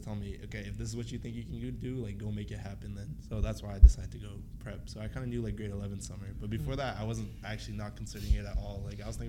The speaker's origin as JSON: {"language": "English", "town": "Vancouver", "region": "British Columbia", "country": "Canada", "said": "I'm from actual Vancouver, man."}